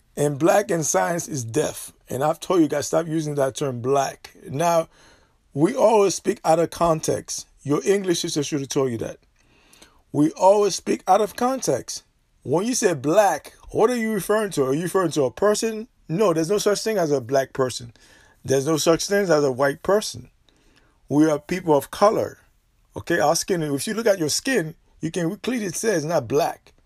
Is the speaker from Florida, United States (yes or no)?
yes; Florida, United States; I'm Floridian. I'm not a Georgia. I'm not from Georgia.